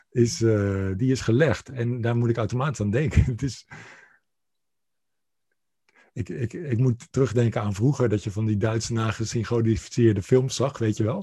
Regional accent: Rotterdam, South Holland, Netherlands; ik ben Rotterdammer

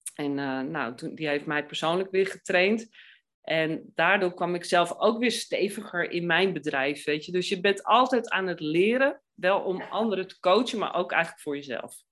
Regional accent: Amsterdam, North Holland, Netherlands; ik ben Amsterdammer

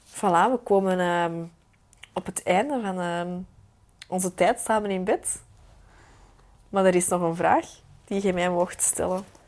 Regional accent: Belgium; als Belgen

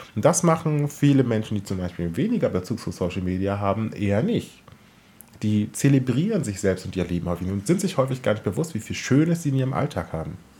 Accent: Southern Brandenburg, Germany; als äh, Teenager bin ich ja in Südbrandenburg groß geworden

